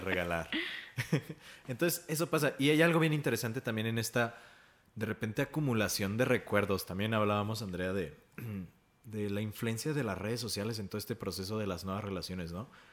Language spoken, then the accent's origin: Spanish; Mexico; como sociedad mexicana